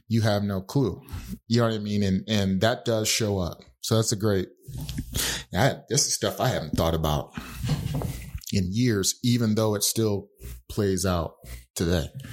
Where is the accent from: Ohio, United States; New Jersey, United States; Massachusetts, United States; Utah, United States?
Utah, United States; growing up in Utah, the neighborhood I lived